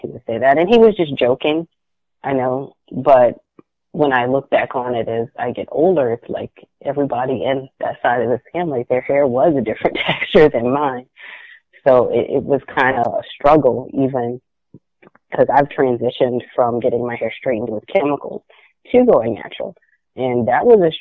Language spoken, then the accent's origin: English; the South, United States; I grew up in the South